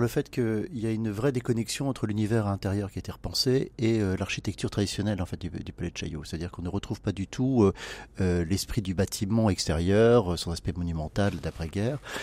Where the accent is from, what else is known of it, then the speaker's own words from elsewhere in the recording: Brittany, France; en tant que breton